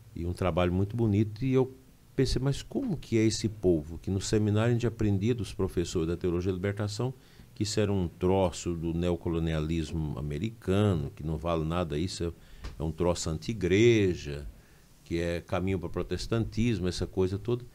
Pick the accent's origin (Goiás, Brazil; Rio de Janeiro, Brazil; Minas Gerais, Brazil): Goiás, Brazil; Campinorte; also born or lived in Mara Rosa, Goiás; now in Formosa, Brazil; Eu nasci no município de Mara Rosa, mas cresci em Campinorte.